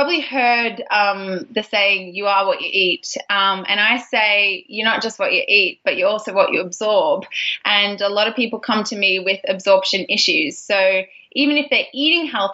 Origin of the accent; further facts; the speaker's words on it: Geelong, Victoria, Australia; moved away as an adult; also born or lived in Melbourne, Australia; now in San Francisco Bay Area, United States; I'm actually a fellow Aussie as well. I'm living now in California in the San Francisco Bay Area. I moved here about 5 years ago with my husband, but originally I'm from Geelong